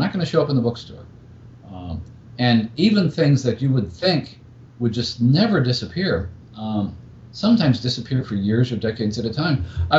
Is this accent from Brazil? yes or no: no; Australia; growing up in Australia, finding bookshops, finding things that might have been in print 10 or 20 or 30 years after their original appearance